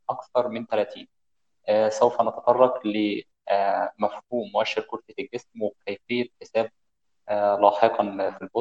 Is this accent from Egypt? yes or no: yes; Monufia Governorate, Egypt; من مصر خاصه من المنوفيه